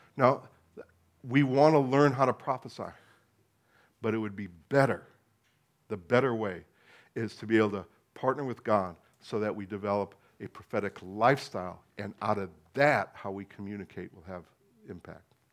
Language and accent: English; United States; being American